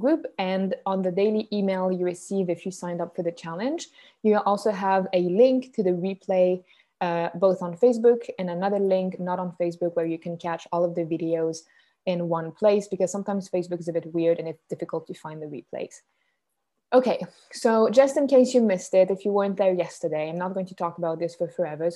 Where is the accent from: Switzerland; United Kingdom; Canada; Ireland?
Switzerland; accent: Swiss; first language French; English is a second language; I'm Swiss. That's where the accent comes from. My mother tongue is French, but my mom is Canadian though